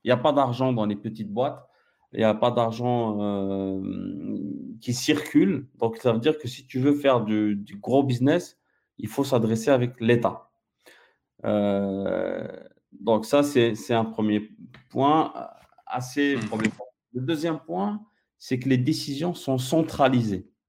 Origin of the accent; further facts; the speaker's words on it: Algeria; je suis algérien, j'ai, mon passeport algérien jusqu'à maintenant